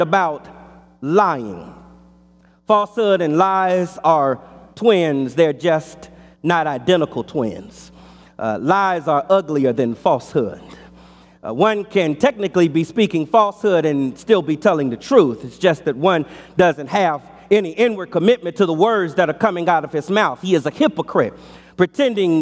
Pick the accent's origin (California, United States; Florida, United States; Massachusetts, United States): California, United States; Los Angeles; As a boy growing up in Los Angeles in our childhood home